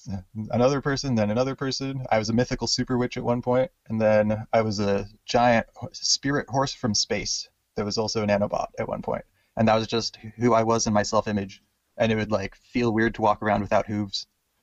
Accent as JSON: {"language": "English", "region": "Hawaii", "country": "United States", "tie": "born there", "also_born_or_lived": "Washington", "said": "Born in Hawaii and in Washington State, America."}